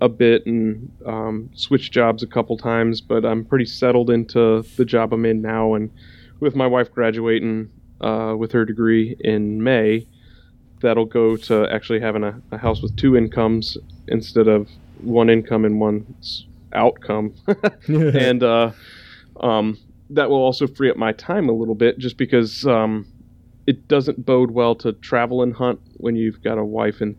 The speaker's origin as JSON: {"language": "English", "region": "the South", "country": "United States", "tie": "born or raised there", "said": "I grew up in the South."}